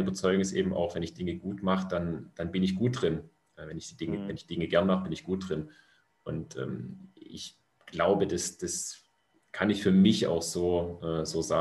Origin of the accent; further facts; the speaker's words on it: Stuttgart, Baden-Württemberg, Germany; ich komme im Grunde, sage ich mal, grob aus der Region Stuttgart. Ich bin tatsächlich in Stuttgart geboren, ähm, habe in, in kleinen Orten rund um Stuttgart gewohnt.